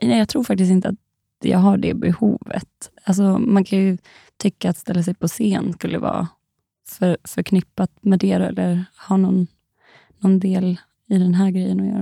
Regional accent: Dalarna County, Sweden; moved away; de bor ju hemma i Dalarna

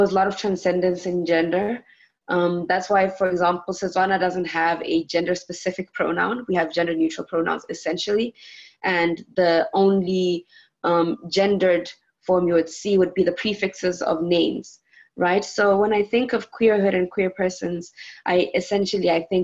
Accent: Botswana; I'm from Botswana

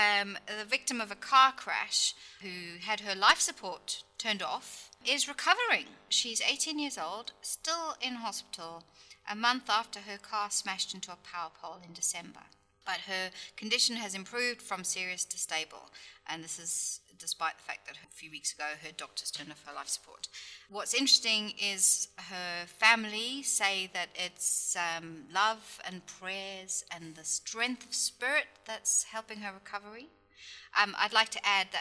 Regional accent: United Kingdom; as a Brit

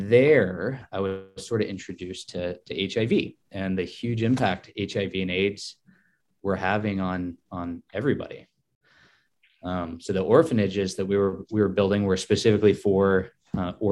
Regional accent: Adel, Iowa, United States; moved away as an adult; also born or lived in New York; now in Lincoln, Nebraska, United States; Midwesterner to the core. So I grew up in Adel, Iowa, which is a little town just west of Des Moines

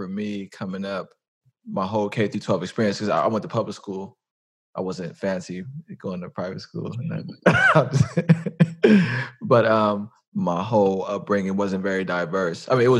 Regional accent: San Francisco, California, United States; I grew up in the Fillmore, but I spent a lot of time in Bayview

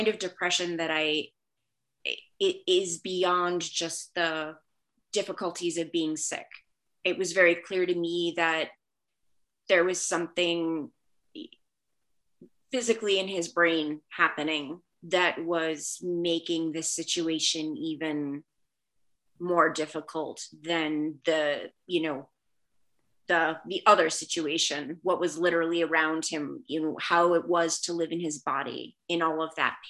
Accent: Washington, District of Columbia, United States; first language Spanish; English is a second language; moved away as an adult; also born or lived in North Carolina / Providence, Rhode Island / Boston, Massachusetts / Brooklyn, New York; now in Baltimore, United States; I was born in Washington, D.C. I then lived in North Carolina and then back in Washington, D.C. And I lived there until I graduated from high school

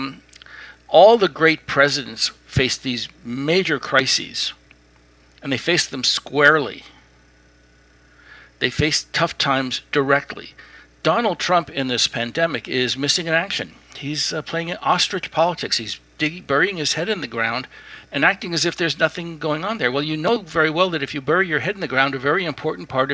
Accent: Newark, New Jersey, United States; growing up in New Jersey

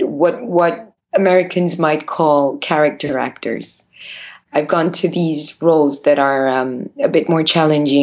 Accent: Bucharest, Romania; I was born in Bucharest and raised in Bucharest, where I live right now

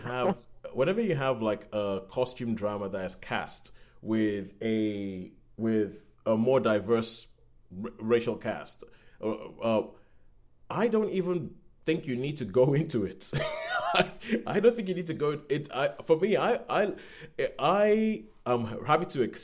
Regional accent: Nigeria; now in United Kingdom; I guess technically speaking I'm British, but I'm Nigerian. So technically speaking, I'm British

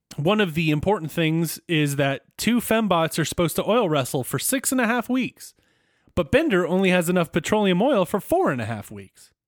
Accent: United States; as an American

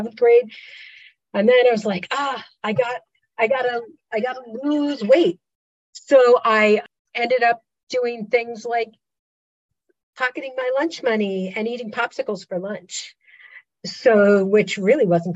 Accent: Pennsylvania Dutch country, United States; I grew up in Pennsylvania Dutch country

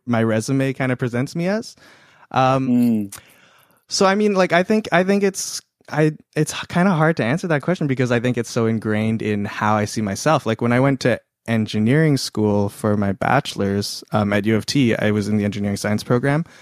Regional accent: Toronto, Ontario, Canada; moved away as an adult; now in United States; I grew up in Toronto, and I lived, and my high school was incredibly diverse

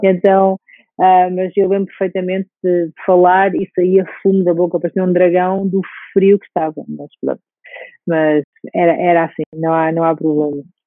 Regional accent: Portugal; moved away as an adult; also born or lived in Russia; eu sendo portuguesa

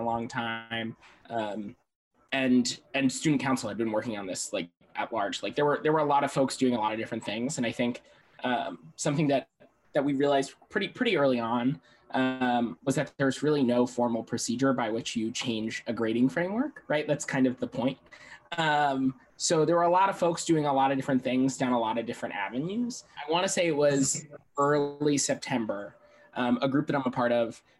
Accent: Long Island, New York, United States; moved away; I'm originally from Long Island, New York.

